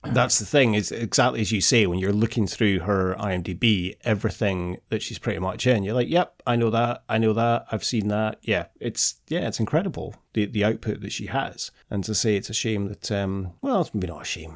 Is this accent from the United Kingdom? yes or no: yes; Scotland, United Kingdom; we're Scottish